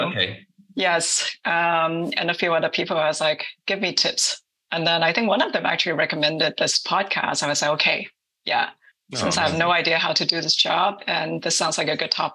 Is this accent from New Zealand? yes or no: no; Hong Kong; moved away as an adult; also born or lived in New York; I grew up in Hong Kong and I escaped Hong Kong because it was a city that's all about success